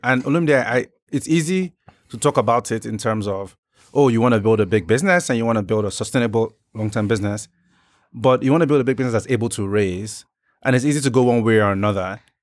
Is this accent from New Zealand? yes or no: no; Nigeria; I'm Nigerian